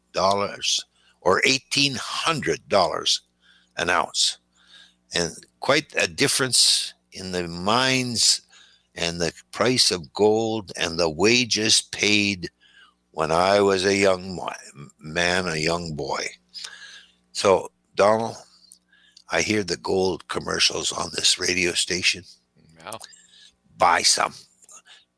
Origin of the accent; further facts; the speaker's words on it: Timmins, Ontario, Canada; moved away; my hometown of Timmins, Ontario, in northern Canada